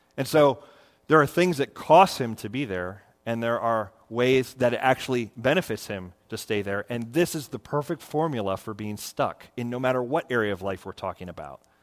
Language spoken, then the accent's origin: English; Florida, United States; I grew up in Florida